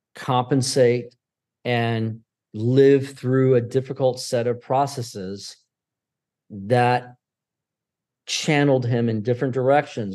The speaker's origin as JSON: {"language": "English", "town": "Syracuse", "region": "New York", "country": "United States", "tie": "born or raised there", "also_born_or_lived": "Pennsylvania / Tampa, Florida", "moved": "yes", "said": "prior to Pennsylvania, we were in Syracuse growing, I was growing up in Syracuse"}